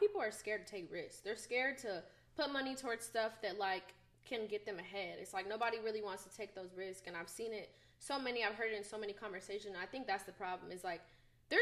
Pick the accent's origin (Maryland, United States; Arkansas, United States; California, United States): California, United States; Bay Area; moved away as an adult; now in Atlanta, United States; being from California, I'm from the Bay Area